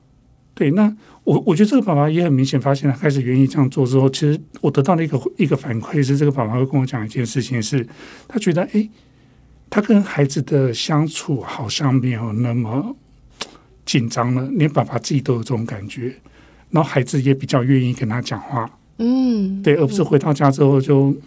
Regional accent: Taiwan; first language Taiwanese Hokkien; 甚至于可能我的母语是台语

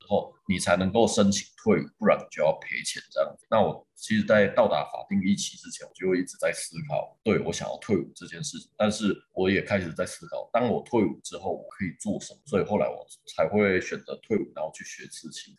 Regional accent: Shengang, Changhua County, Taiwan; now in Taichung, Taiwan; 我是在很，很传统的那种家庭长大，我是彰化人，那我们家是彰化的乡下，叫做深港

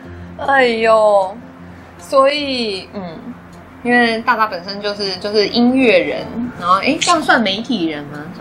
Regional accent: Taiwan; 就是身为台湾人，我会想说，好，不管是讲什么 GDP 啦，什么排名啦，然后有没有什么台湾，就不要只有台积电可以拿出来讲。

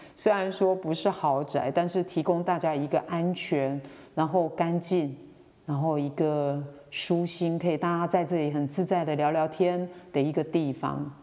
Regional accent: Xinwu, Taoyuan, Taiwan; moved away as an adult; also born or lived in Miaoli, Taiwan; now in Toufen, Miaoli, Taiwan; 我来自于桃园的一个乡下地方叫嗯新屋

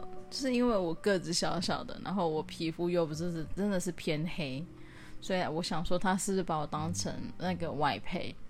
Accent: Taiwan; 然后呢，对，因为我土生土长台湾人啊，我只是，我只是就是，对，我也不知道为什么我讲话口音，哎，我其实改很多哎。我记得我刚回来的时候，我的口音听起来更讨厌。

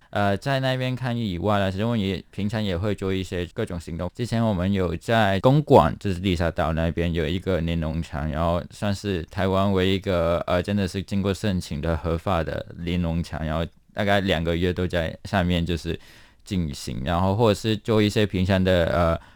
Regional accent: Hong Kong; now in Taiwan; 我们作为个台港人

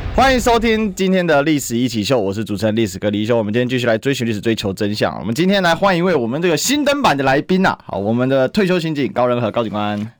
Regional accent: Kaohsiung, Taiwan; 我本身是高雄人

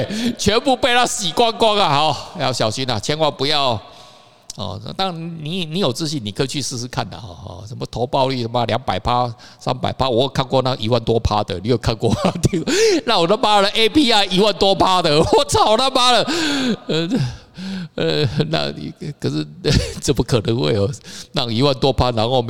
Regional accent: Taiwan; 到我们现在我们台湾人哦，我们台湾的媒体哦很奇怪

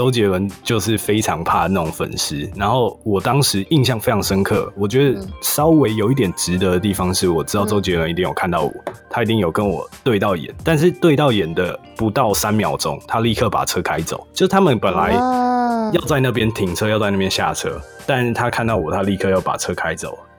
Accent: Taiwan; now in United States; 所以这件事情其实我从台湾刚来的时候，我觉得特别爽，就开车特别爽，因为。在台湾是不能红灯右转，但是你过来美国以后

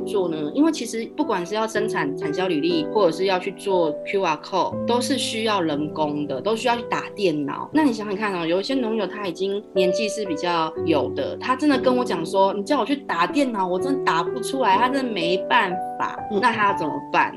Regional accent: Taipei, Taiwan; now in southern Taiwan; 我就台北人嘛，过来南部之后啊

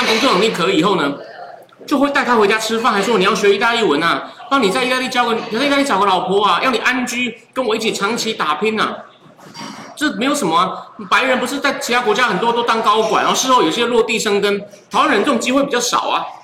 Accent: Taichung, Taiwan; 我其实是台中长大

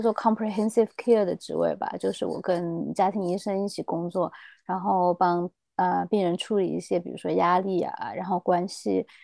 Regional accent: Chengdu, Sichuan, China; moved away as an adult; now in New Zealand; 我是四川成都人，然后我是差不多二零一二年吧，然后我就在新西兰这边读书

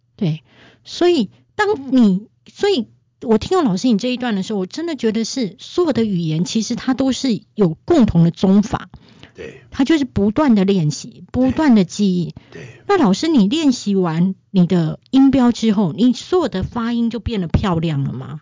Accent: Kaohsiung, Taiwan; accent: Taiwanese Mandarin; 因为我本身是高雄人，是。所以我本身的台语发音是很OK的

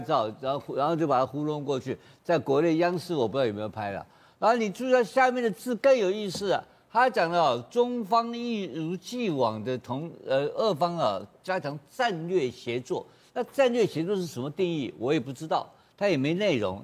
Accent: Taiwan; 我们台湾话有很多俚语很有意思

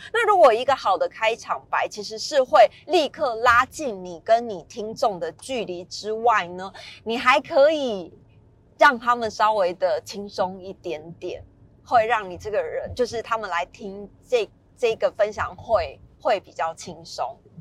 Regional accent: Taiwan; now in Taipei, Taiwan; 我明明就是乡下长大的，讲台语听起来好不标准哦

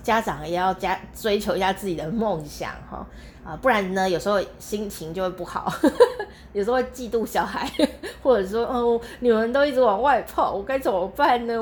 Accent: Taichung, Taiwan; now in Kaohsiung, Taiwan; 我从台湾的中部，呃，的地方，开开开，开了三小时

